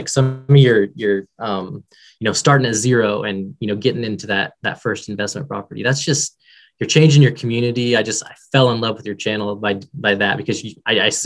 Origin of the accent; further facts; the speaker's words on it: Kansas City, United States; also born or lived in Texas; now in Wichita, United States; So I'm actually in Wichita, Kansas, but I grew up in Kansas City